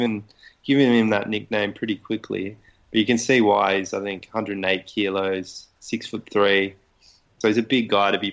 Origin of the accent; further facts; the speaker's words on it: Australia; as an Aussie rugby fan